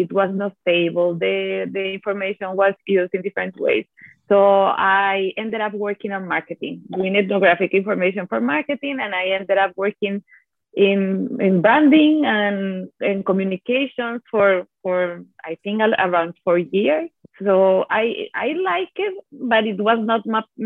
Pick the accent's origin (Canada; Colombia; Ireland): Colombia; Bogotá; first language Italian and Spanish; English is a second language; moved away as an adult; now in Chicago, United States; I was born and raised in Bogota, the capital of Colombia